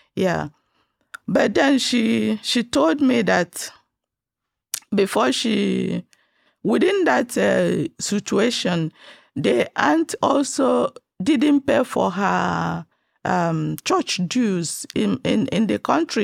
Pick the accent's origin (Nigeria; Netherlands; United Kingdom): Nigeria; now in Texas, United States; I was born and brought up in Nigeria